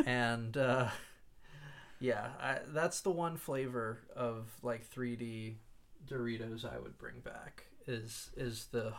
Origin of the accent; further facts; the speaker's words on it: Hanover, Pennsylvania, United States; growing up in Hanover